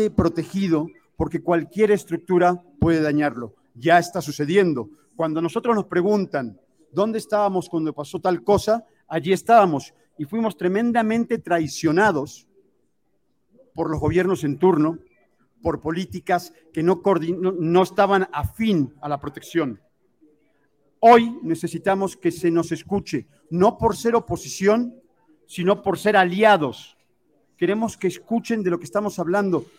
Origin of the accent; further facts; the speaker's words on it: Mexico City, Mexico; moved away as an adult; now in Playa del Carmen, Mexico; Soy mexicano de la Ciudad de México